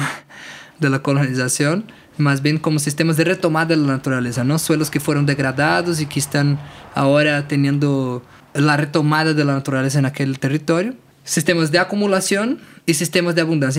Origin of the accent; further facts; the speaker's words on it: Brasília, Federal District, Brazil; Spanish is a second language; moved away as an adult; now in Tepoztlán, Mexico; Yo soy originario de Brasilia, soy hijo de agricultor y venimos, vinimos para México en un, periodo hace cinco años más o menos